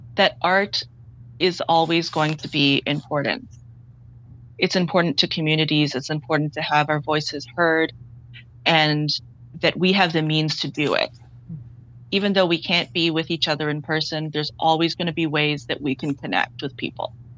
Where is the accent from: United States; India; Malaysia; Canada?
Canada; Toronto, Ontario; I grew up in Scarborough, which has a very large Chinese Caribbean population